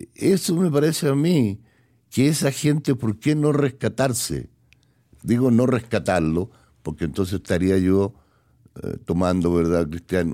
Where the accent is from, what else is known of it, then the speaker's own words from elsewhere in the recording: Chile; moved away as an adult; Yo estaba en mi país por mi voluntad y estaba desafiando todos los poderes que me expulsaron de mi tierra